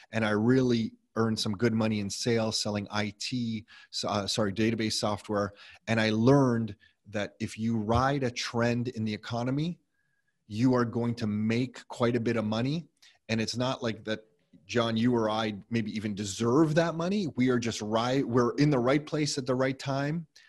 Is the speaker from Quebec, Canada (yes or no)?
no; Mississauga, Ontario, Canada; Nick and I were born, and we grew up in Mississauga